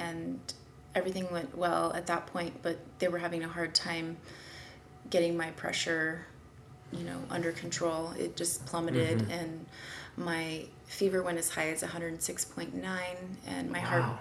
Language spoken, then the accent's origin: English; Kennewick, Washington, United States; I was born in Eastern Washington in a small town, Kennewick. Mm-hmm. Where I went to high school with the same high school as my parents